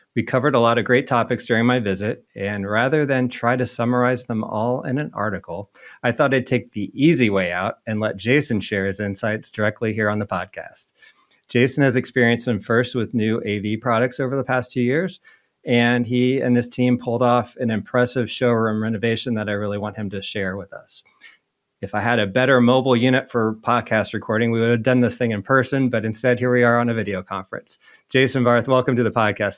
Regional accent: Indianapolis, Indiana, United States; also born or lived in Georgia; I grew up in Indy

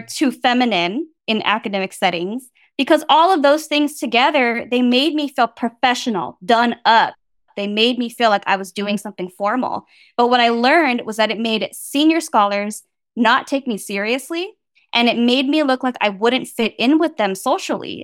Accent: Bay Area, California, United States; I grew up in the Bay Area

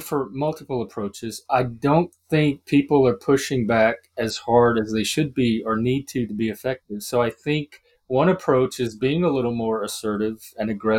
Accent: Louisiana, United States; I'm from the South. I'm from Louisiana

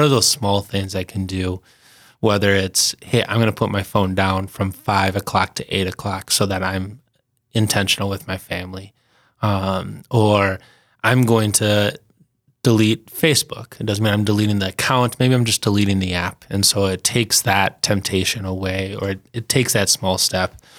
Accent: St. Paul, Minnesota, United States; moved away as an adult; now in Sioux Falls, United States; I'm originally from St. Paul, Minnesota.

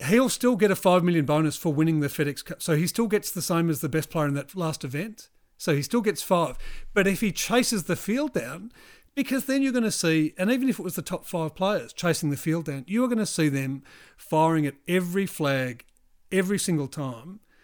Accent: New Zealand; I'm from New Zealand

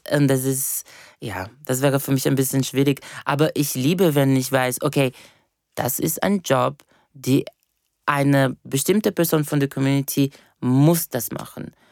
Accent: Brazil; ich bin eben Brasilianerin und wir haben eine eines eine sehr schöne Entity, äh, von wo ich komme, von der äh, Afro-Diasporic Religion

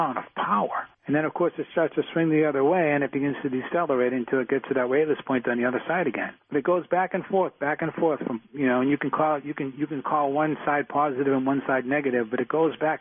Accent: Boston, Massachusetts, United States; I grew up in Dorchester in Boston. It's a tough place to grow up.

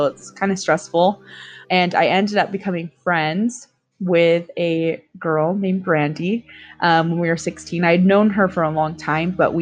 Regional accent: Las Vegas, Nevada, United States; I'm from Las Vegas, Nevada

